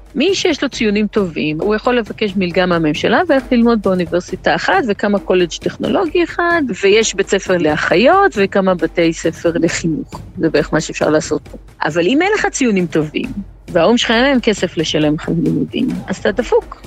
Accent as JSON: {"language": "Hebrew", "town": "Rehovot", "region": "Central District", "country": "Israel", "tie": "born or raised there", "moved": "as an adult", "lives_now": "Eswatini", "said": "גדלתי ברחובות"}